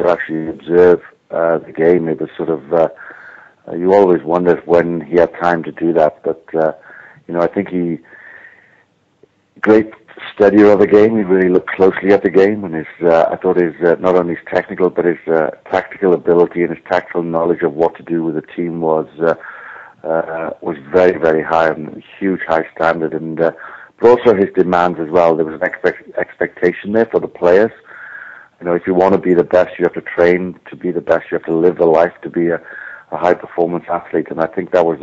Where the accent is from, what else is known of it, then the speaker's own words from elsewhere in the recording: Wales, United Kingdom; moved away; I'm Welsh originally, born in Wales